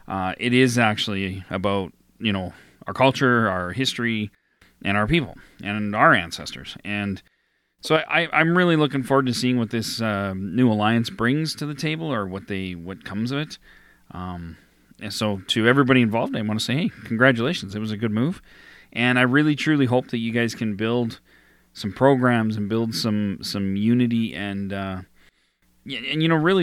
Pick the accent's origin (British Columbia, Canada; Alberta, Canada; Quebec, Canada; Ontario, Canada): Alberta, Canada; my hometown here in Alberta.